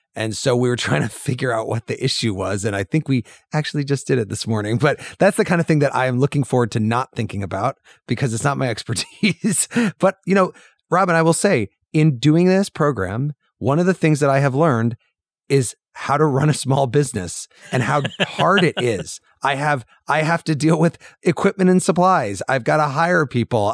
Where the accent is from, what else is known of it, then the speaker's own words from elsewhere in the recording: Urbana, Illinois, United States; moved away; I was just back in my hometown in Urbana, Illinois